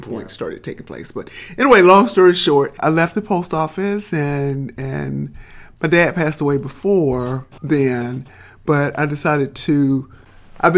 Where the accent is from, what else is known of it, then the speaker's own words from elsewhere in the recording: Birmingham, Alabama, United States; I'm from Birmingham. I grew up on the south side of Birmingham